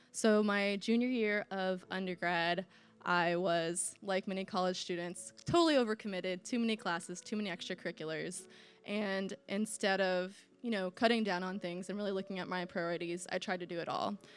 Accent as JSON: {"language": "English", "region": "Indiana", "country": "United States", "said": "I'm from Indiana, I'm from the Midwest"}